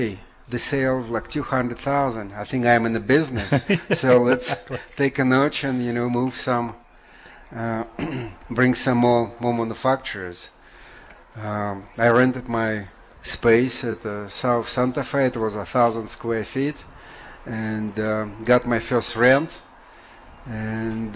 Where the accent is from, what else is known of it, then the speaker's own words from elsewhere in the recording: Russia; moved away as an adult; now in United States; I came from Russia where I was, you know, fishing, hunting, you know, picking up some mushrooms, berries, living off the land